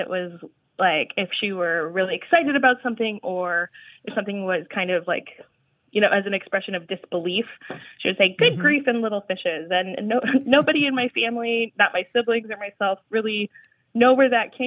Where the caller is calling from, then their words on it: Plattsmouth, Nebraska, United States; I'm calling from Plattsmouth, Nebraska